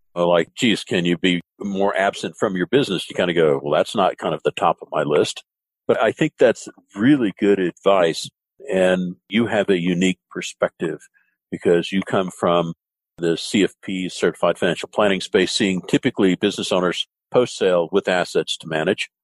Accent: the South, United States; I grew up in the South

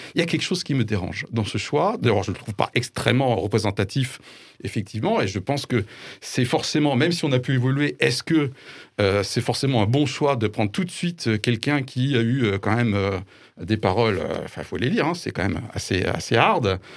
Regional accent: France; en tant que Français, entre guillemets, euh, classique peut-être, 51 ans, blanc

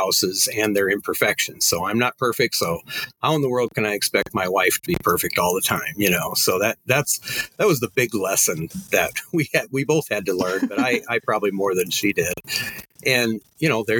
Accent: Crofton, Nebraska, United States; my hometown of Crofton

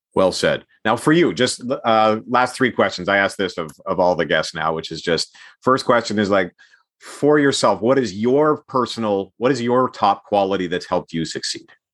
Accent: Edmonton, Alberta, Canada; I grew up in Edmonton during the heyday of the Edmonton Oilers

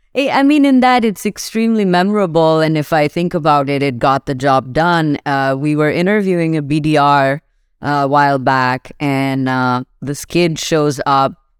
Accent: Pakistan; moved away as an adult; now in Seattle, United States; I grew up in Pakistan

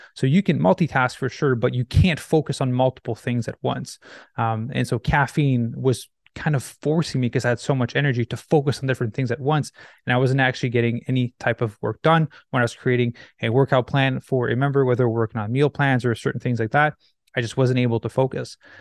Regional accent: Quebec, Canada; moved away as an adult; also born or lived in Los Angeles, United States; now in Vancouver, Canada; I grew up in Quebec, Canada, where you get winter every year, and then I moved to Vancouver

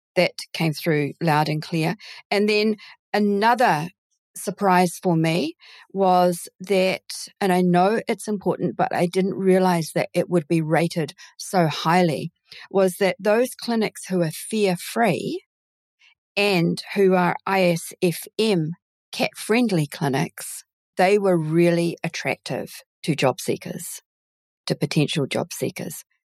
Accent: New Zealand; accent: Kiwi; also born or lived in United Kingdom; my parents decided to immigrate to New Zealand when they did, so that I can now call and I sound Kiwi

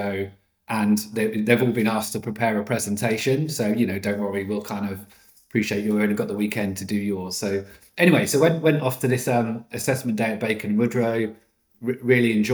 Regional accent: Norwich, East of England, United Kingdom; moved away as an adult; also born or lived in London; I grew up in Norwich, in Norfolk

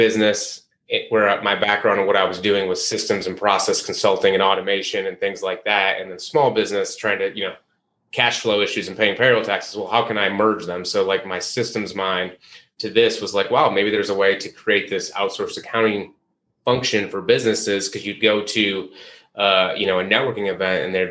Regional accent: Midwest, United States; moved away as an adult; also born or lived in Chicago, Illinois / Charlotte, North Carolina; I'm from the Midwest

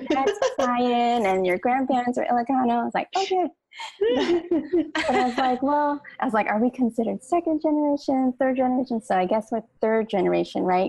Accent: Hawaii, United States; my grandmother, my mom, and then all our siblings were all born in Hawaii, but we're all of Filipino descent

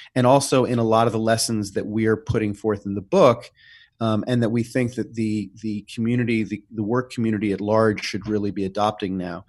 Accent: New York City, New York, United States; growing up in New York City, uh, in the seventies and the eighties

